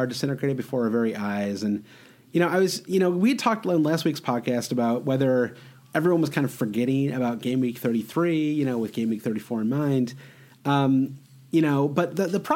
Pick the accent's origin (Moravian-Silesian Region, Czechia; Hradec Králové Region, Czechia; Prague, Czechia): Prague, Czechia; I'm from Prague